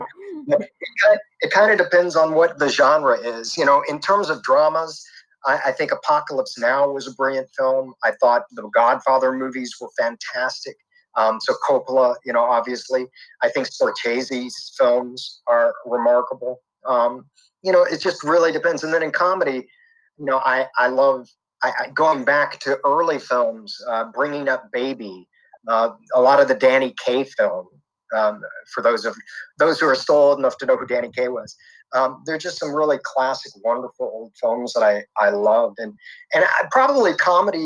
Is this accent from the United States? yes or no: yes; Houston, Texas, United States; I grew up in Houston, Texas